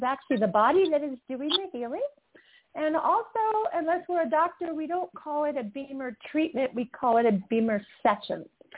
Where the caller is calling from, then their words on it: Utah, United States; I am calling in from beautiful Utah right now.